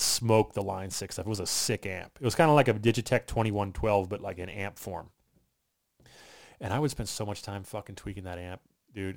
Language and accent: English; Southern Maryland, United States; now in Florida, United States; I grew up in Southern Maryland, right outside